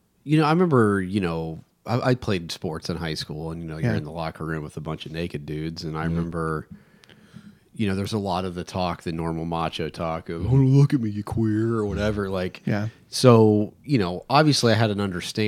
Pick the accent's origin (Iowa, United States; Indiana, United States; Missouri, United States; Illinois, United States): Indiana, United States; Bloomington; the church we grew up in was in Bloomington, which is actually a highly affirming town